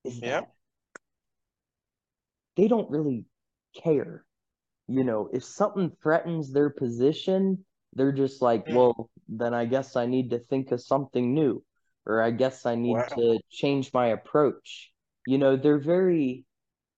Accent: United States; I'm from the United States. I guess you could call me a Westerner

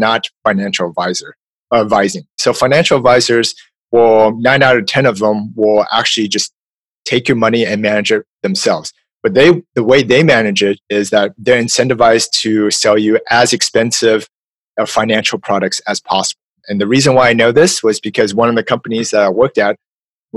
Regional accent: California, United States; I'm from California

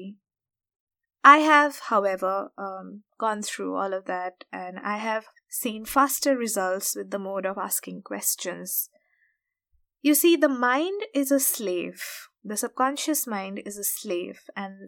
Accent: India; we grew up in India, and especially from middle-class families

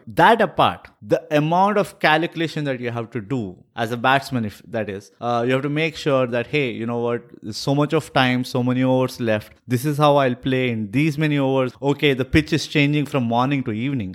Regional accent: India; as an Indian

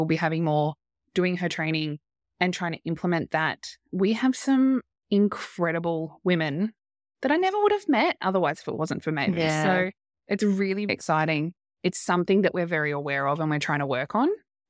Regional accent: Australia; we're Australian.

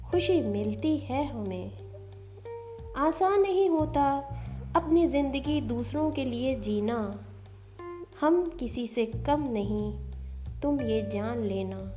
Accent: Lucknow, Uttar Pradesh, India; मैं लखनऊ से ताल्लुक़ रखती हूँ

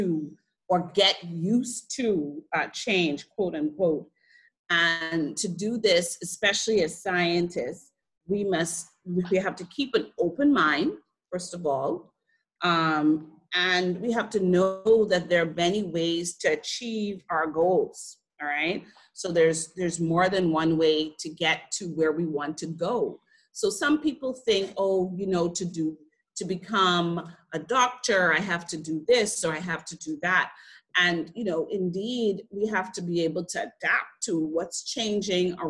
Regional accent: Freeport, Grand Bahama, Bahamas; I grew up in Freeport, Grand Bahama

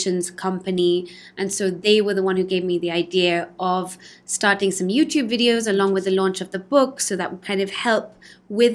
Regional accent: London, United Kingdom; now in Spain; I was born in London

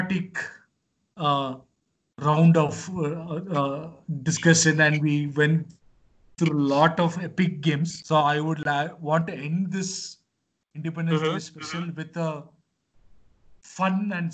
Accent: India; a country where I am from where I hail from.

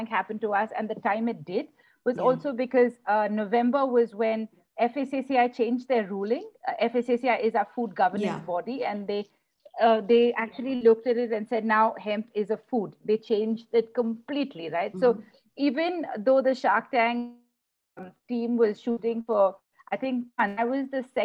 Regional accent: South India, India; we don't speak Hindi, since we're from the South

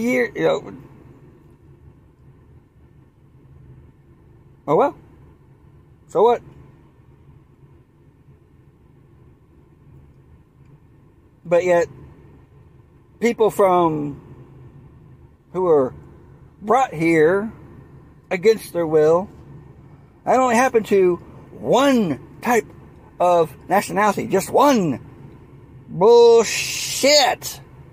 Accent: the South, United States; accent: Southern; moved away as an adult; also born or lived in Washington, D.C. / Virginia / Maryland; my accent comes out. I'm from the South.

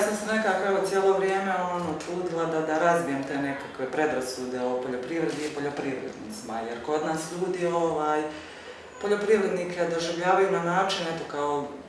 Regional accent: Stolac, Federation of Bosnia and Herzegovina, Bosnia & Herzegovina; ja dolazim iz Stoca

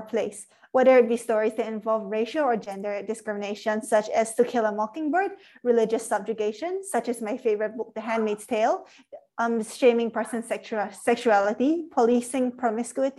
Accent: Singapore; I'm from Singapore

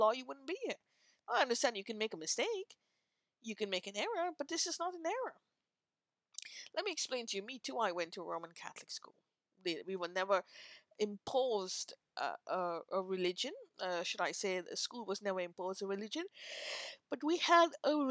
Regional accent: India; now in North America; I am of Indian origin and living in North America

